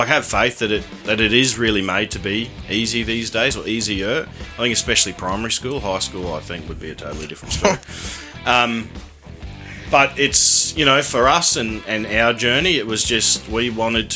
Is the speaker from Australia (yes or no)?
yes; Ipswich, Queensland, Australia; we're from Ipswich, and that's quite dry out there.